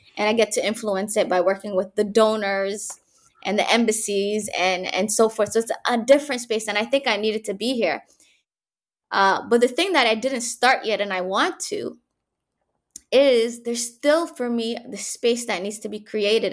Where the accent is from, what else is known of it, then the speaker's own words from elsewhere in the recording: Canada; moved away as an adult; also born or lived in Mogadishu, Somalia / Egypt; now in Hargeisa, Somaliland; growing up in Canada, I went there when I was seven years old